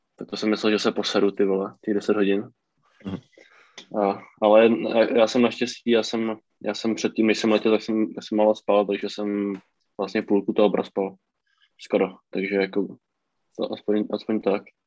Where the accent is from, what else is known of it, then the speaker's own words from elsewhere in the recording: Czechia; moved away as an adult; now in United States; jsem z Česka